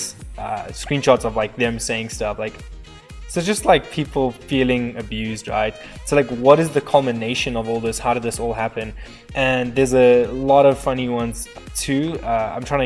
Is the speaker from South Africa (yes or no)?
yes; South Africa; moved away as an adult; now in Colorado, United States; I'm a ginger from South Africa and I immigrated about 7 years ago. I am living in the States, Colorado